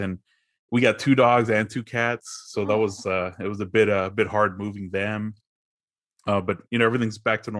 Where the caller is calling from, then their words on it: Fort Worth, Texas, United States; Fort Worth, Texas.